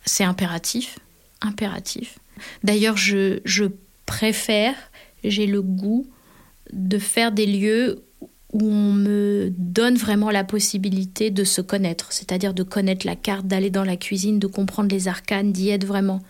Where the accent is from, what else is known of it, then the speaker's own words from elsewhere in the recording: Annecy, Auvergne-Rhône-Alpes, France; moved away; also born or lived in south of France; je suis née à Annecy